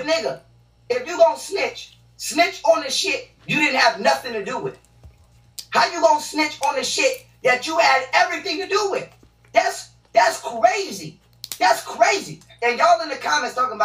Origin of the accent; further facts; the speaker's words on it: New York, United States; I'm from New York